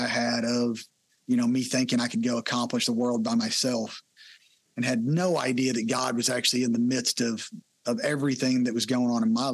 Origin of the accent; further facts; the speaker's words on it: Texas, United States; I grew up in Texas, been here my whole life